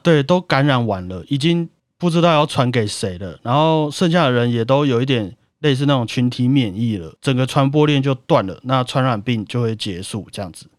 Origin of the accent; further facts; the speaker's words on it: Taiwan; 我们台湾人的默契